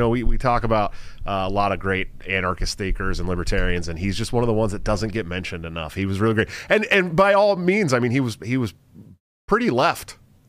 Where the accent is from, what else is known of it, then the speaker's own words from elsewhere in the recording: California, United States; moved away as an adult; yeah, I'm an expat from California, man, so I get it. I left I left 5 minutes before they instituted the 24-hour lockdowns in California back in March of last year, dude.